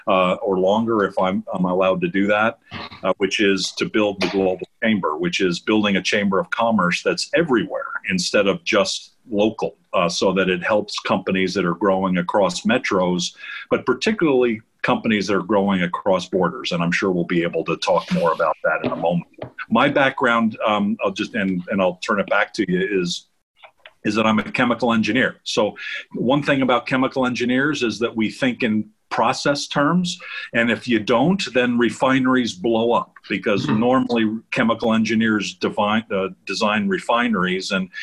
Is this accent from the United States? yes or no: yes; New York, United States; I am from New York. I'm from Westchester County, New York, and my family's Brooklyn, Queens, Long Island. So you might see a little bit of that in my voice